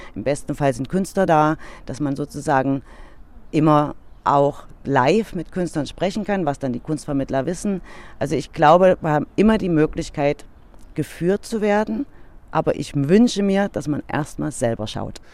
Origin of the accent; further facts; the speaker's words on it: Dresden, Saxony, Germany; wir als Dresdner